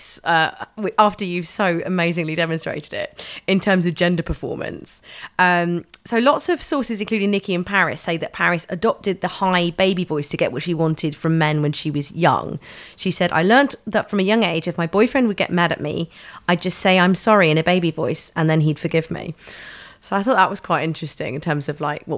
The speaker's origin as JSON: {"language": "English", "region": "London", "country": "United Kingdom", "tie": "born or raised there", "said": "I grew up in London"}